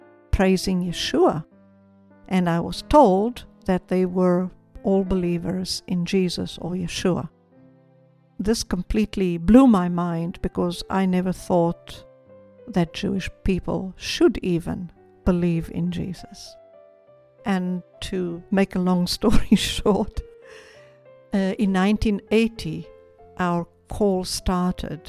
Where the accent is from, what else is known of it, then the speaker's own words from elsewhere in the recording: South Africa; moved away as an adult; now in Israel; Growing up in South Africa